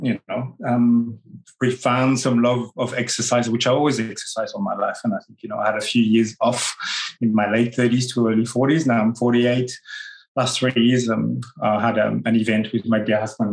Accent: France; accent: French; English is a second language; moved away; also born or lived in Australia; my French accent

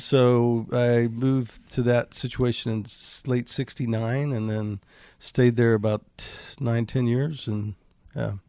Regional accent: Bolivar Peninsula, Texas, United States; The last one there is called the Bolivar Peninsula. It's kind of an island, kind of a peninsula. And, um, population six hundred and, uh, we had a two-bedroom house on stilts

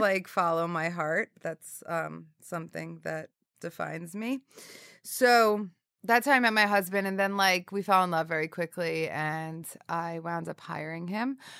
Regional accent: northern New Jersey, United States; also born or lived in Syracuse / Hoboken; I grew up in northern New Jersey

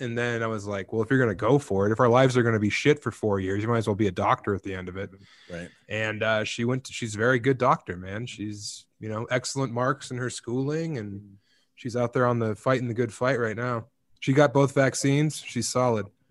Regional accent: Eastern Plains, Colorado, United States; moved away as an adult; also born or lived in Denver / Ithaca, New York / Las Vegas; I'm born and raised in Colorado, man. Uh, you know, on the Eastern Plains out there

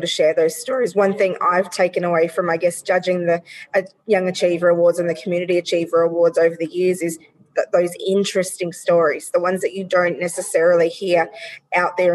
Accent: Australia; We as the Australian community

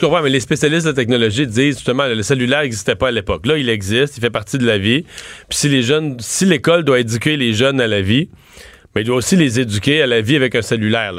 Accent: near Rivière-du-Loup, Bas-Saint-Laurent, Quebec, Canada; mon coin de pays, tout près de Rivière-du-Loup

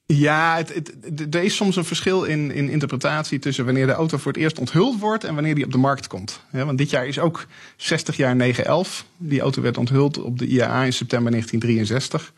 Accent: Netherlands; now in Stuttgart, Germany; als Nederlander in, in, in het buitenland woont, in Stuttgart

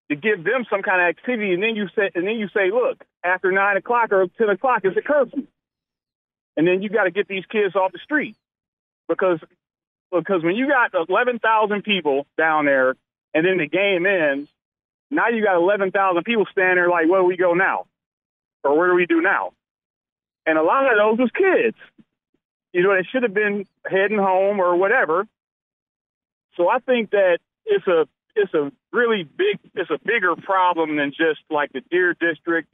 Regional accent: Milwaukee, Wisconsin, United States; I was born and raised in Milwaukee. I've been living here my whole life

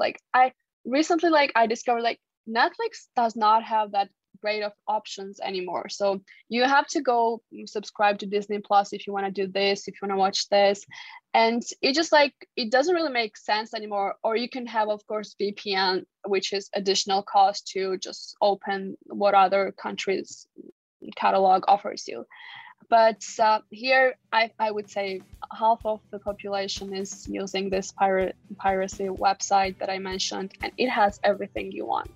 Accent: Georgia

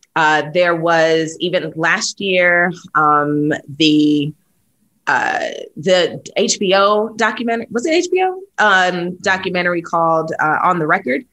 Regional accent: New York City, New York, United States; moved away as an adult; also born or lived in Atlanta / Nashville; born and raised in New York City

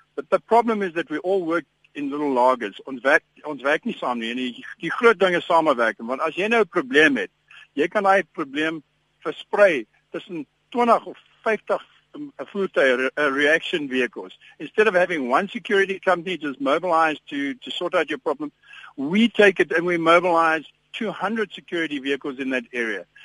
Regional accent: Ermelo, Mpumalanga, South Africa; now in Johannesburg, South Africa; ek kom van 'n klein dorpie af uh, van ek, ek ek is gebore in Ermelo

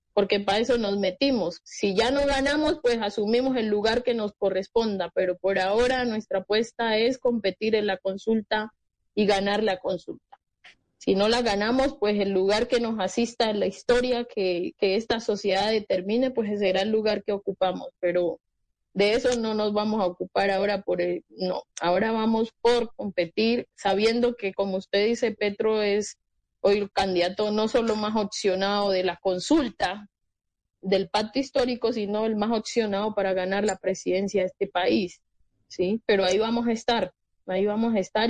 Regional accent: Colombia; como colombianos

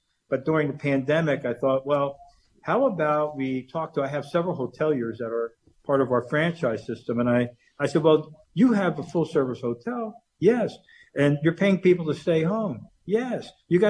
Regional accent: Dallas, Texas, United States; I grew up here in the Dallas-Fort Worth area.

